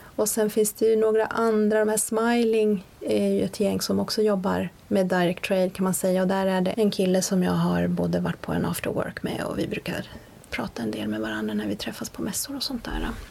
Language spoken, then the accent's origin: Swedish; Sweden; also born or lived in Sundbyberg / Linköping; Men jag är född och uppvuxen i Sverige, de träffades här